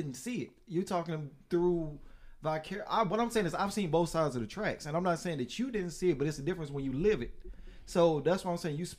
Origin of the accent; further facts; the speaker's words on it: Mobile, Alabama, United States; I'm from Maysville, Baltimore, Mayville. And Maysville area.